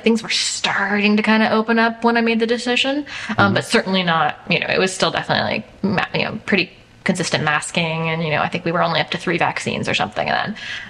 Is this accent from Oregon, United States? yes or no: yes; Portland, Oregon, United States; moved away as an adult; also born or lived in Bay Area, California; now in New York, United States; I was born in Portland, Oregon. Lived there for 18 years, and then Bay Area after that.